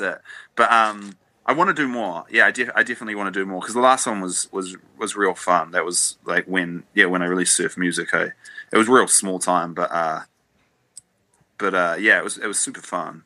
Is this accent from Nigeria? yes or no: no; New Zealand; as a New Zealander